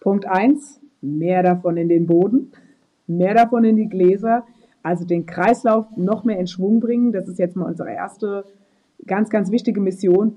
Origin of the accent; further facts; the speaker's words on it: Rheinhessen, Rhineland-Palatinate, Germany; Rheinhessen. Also das, das ist meine Heimat